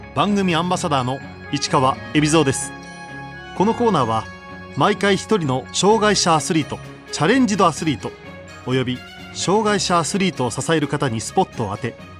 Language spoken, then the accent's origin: Japanese; Saitama, Japan; 僕も出身が埼玉なので